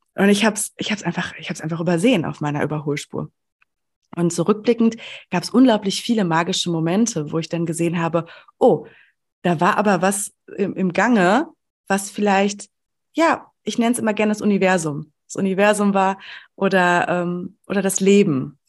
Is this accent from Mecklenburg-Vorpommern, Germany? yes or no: no; Sauerland, North Rhine-Westphalia, Germany; ich komme aus dem Sauerland, ähm, aus, dem, aus der ländlichen Region